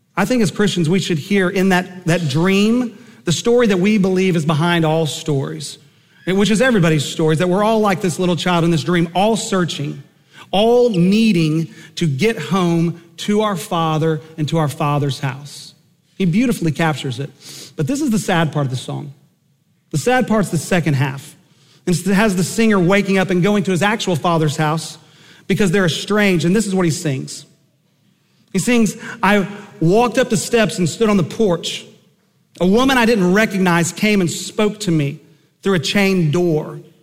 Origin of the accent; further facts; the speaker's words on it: Enid, Oklahoma, United States; I grew up in Enid, Oklahoma